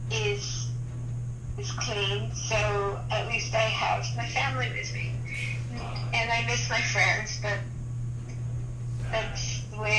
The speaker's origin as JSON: {"language": "English", "town": "Philadelphia", "region": "Pennsylvania", "country": "United States", "also_born_or_lived": "New York", "moved": "yes", "said": "Originally from Philadelphia."}